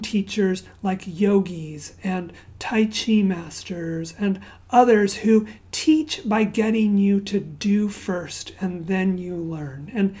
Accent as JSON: {"language": "English", "country": "Zambia", "tie": "born or raised there", "said": "So my parents are missionaries. I grew up in Zambia, Africa, and we didn't have the Boy Scouts where I grew up"}